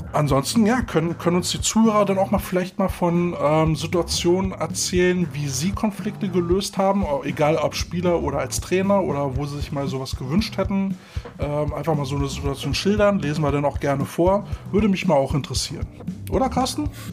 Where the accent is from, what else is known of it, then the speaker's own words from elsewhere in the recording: Berlin, Germany; bei uns in Berlin